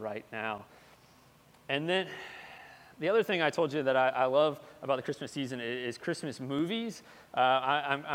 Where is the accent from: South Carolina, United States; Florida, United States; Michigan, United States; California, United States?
Florida, United States; moved away as an adult; also born or lived in Tennessee; I grew up in Florida my whole life